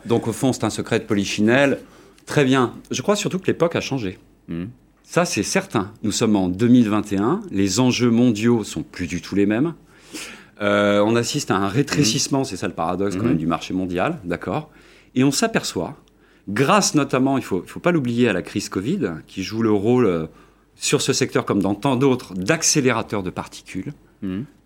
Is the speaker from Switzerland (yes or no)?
no; France; moved away; also born or lived in Germany; pas à moitié allemand, puisque je suis français, mais j'ai passé quasiment la moitié de ma vie en Allemagne